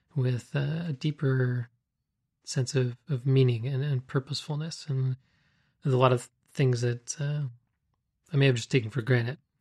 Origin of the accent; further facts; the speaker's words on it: Canada